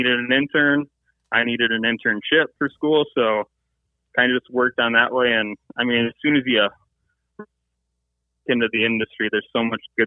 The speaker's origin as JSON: {"language": "English", "region": "Michigan", "country": "United States", "tie": "born or raised there", "said": "went to school in Michigan, grew up in Michigan, and kind of been here my whole life. So Michigan is my home state."}